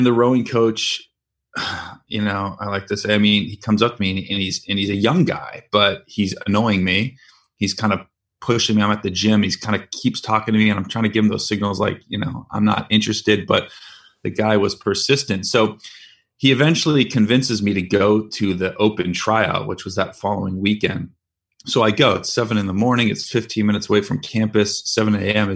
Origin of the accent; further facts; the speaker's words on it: San Francisco Bay Area, California, United States; I'm from San Francisco Bay Area